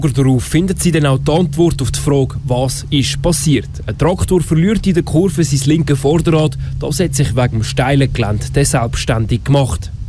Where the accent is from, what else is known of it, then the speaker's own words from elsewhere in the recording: Birrwil, Aargau, Switzerland; Meinem Heimatort, dort, wo ich aufgewachsen bin. Das schöne Nesthäkchen äh, am Halwilersee, gelegen am Ufer des schönsten Sees der Schweiz.